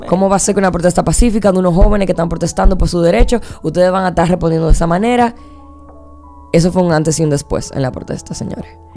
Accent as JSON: {"language": "Spanish", "country": "Dominican Republic", "said": "aquí en mi país, aquí en mi generación"}